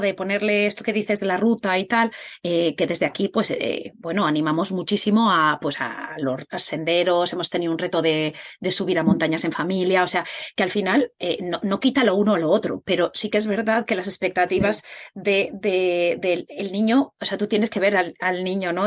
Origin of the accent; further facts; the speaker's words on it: Spain; tanto Katia como yo somos de España